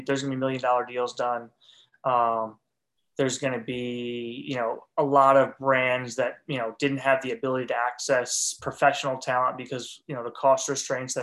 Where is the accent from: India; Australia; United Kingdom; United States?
United States; Northeast; now in Alabama, United States; where I grew up in the Northeast